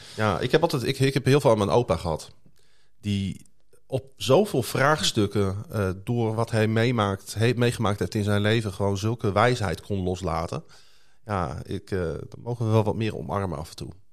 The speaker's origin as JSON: {"language": "Dutch", "region": "Groningen", "country": "Netherlands", "said": "kom ik uit Groningen-Zuid"}